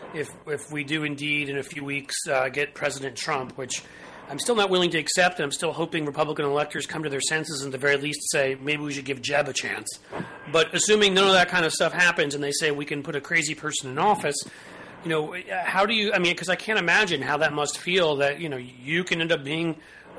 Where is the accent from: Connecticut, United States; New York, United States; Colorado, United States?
New York, United States; New York City; now in Cincinnati, United States; I grew up in New York City.